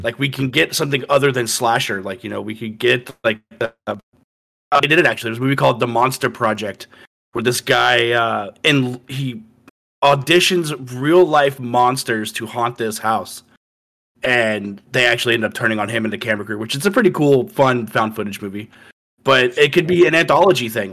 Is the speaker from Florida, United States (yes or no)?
yes; Florida, United States; born or raised there